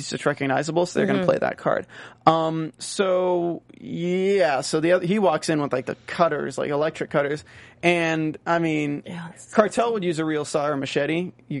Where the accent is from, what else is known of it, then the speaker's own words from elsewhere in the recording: North Carolina, United States; accent: North Carolina; now in Los Angeles, United States; I mean, I can do a real exaggerated accent. Like, this is my accent from North Carolina.